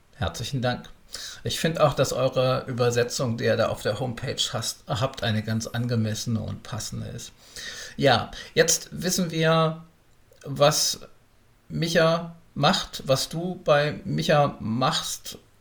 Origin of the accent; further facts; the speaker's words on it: Berlin, Germany; für mich als Urberliner